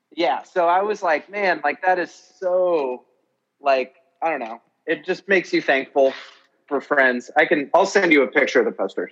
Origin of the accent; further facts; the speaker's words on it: New York, United States; I'm from New York and I'm a comedian